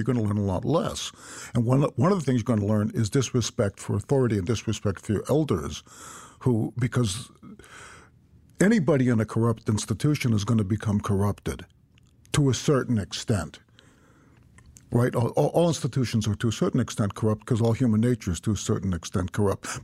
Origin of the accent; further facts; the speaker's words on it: United States; as an American citizen born right after World War Two